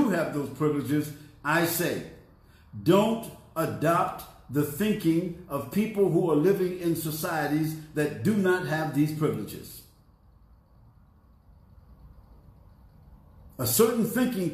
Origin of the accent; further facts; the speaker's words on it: United States; coming back to my country is a privilege that goes with American citizenship